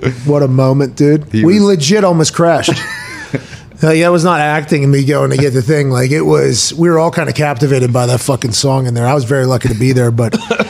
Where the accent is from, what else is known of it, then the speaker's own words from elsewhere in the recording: New Jersey, United States; It's my home state.